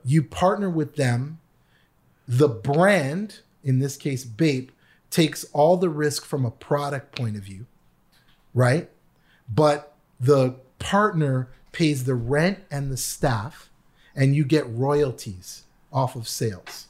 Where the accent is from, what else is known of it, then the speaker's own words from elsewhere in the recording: Canada; moved away as an adult; also born or lived in New York, United States; now in Los Angeles, United States; I was an international student 'cause I am from Canada.